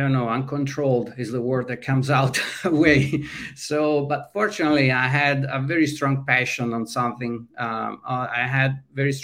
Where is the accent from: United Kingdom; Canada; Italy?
Italy; moved away as an adult; now in California, United States; in Italy, growing up in a small town